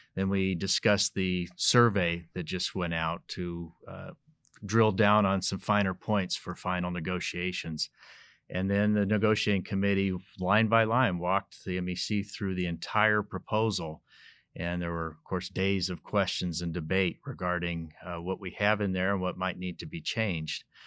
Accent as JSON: {"language": "English", "region": "Colorado", "country": "United States", "tie": "born or raised there", "said": "I was born and raised in Colorado, still live in northern Colorado"}